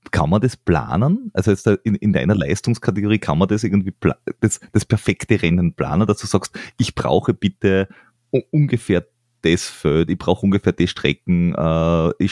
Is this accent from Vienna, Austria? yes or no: yes; Vienna, Austria; Deswegen habe ich als Wiener gesagt.